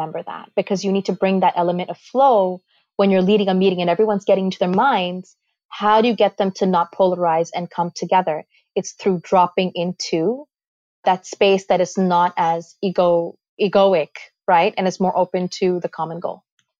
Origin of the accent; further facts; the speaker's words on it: Karachi, Sindh, Pakistan; also born or lived in Toronto, Canada; now in New York, United States; but I was born in Pakistan in a little clinic in Karachi. And, you know, I moved around quite a bit through the course of my life.